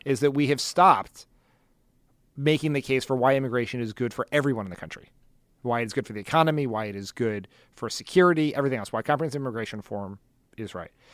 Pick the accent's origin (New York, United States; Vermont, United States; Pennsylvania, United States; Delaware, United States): Delaware, United States; Wilmington; my hometown of Wilmington, Delaware. which had such a problem with school integration that there was federally mandated busing until my senior year in high school